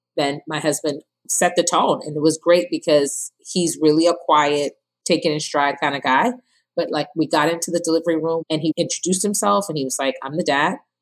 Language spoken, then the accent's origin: English; Ghana; now in New Jersey, United States; I'm from Ghana, West Africa